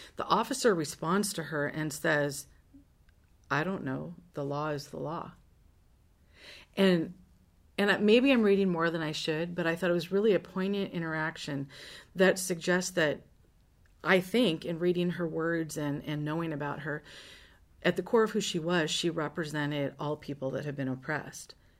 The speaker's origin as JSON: {"language": "English", "town": "Seattle", "region": "Washington", "country": "United States", "tie": "born or raised there", "also_born_or_lived": "Lynden, Washington", "said": "I'm, um, born and raised in Washington State. Uh, I grew up in Seattle"}